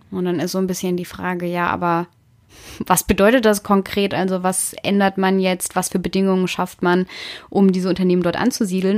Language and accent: German; Southern Germany, Germany; now in Berlin, Germany; ich komme ja aus Süddeutschland und da sind die ländlichen Regionen trotzdem nicht alle, also viele auch strukturstark, auch wenn es eher ländlicher Raum ist. Aber ja, ich komme aus einem Ort mit an die 4000 Einwohner